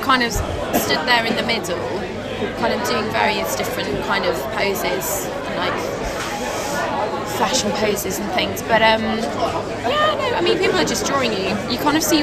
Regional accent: Cheshire, North West England, United Kingdom; I grew up in Cheshire.

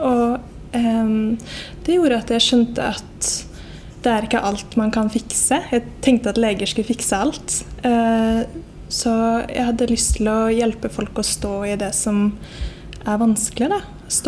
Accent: Molde, Møre og Romsdal, Norway; Eh, du, jeg sier at jeg er fra Molde, men jeg har ikke dialekt.

